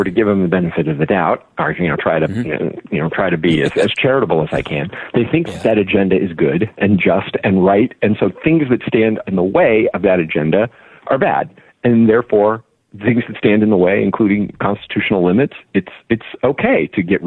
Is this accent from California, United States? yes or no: yes; California, United States; my home state of California